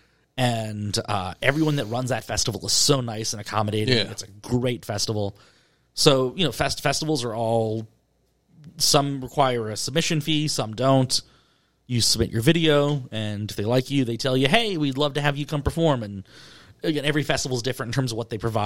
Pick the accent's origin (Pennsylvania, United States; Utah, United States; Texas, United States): Pennsylvania, United States; Pittsburgh; I'm from Pittsburgh